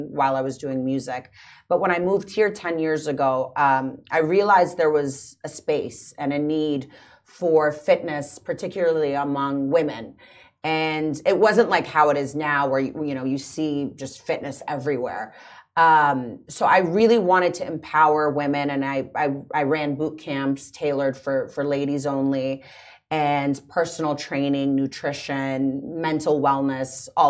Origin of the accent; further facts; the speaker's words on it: Washington, D.C. area, Virginia, United States; moved away as an adult; also born or lived in Los Angeles, United States; now in Dubai, United Arab Emirates; I'm from the States, actually, originally. From Washington, D.C., right outside of D.C. in Virginia.